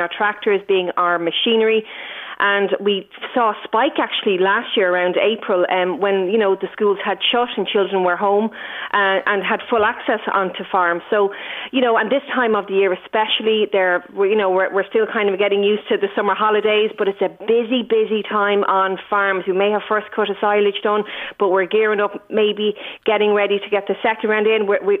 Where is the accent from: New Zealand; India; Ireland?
Ireland; Celbridge, Leinster; when I was growing up in Selbridge in Kildare in the 80s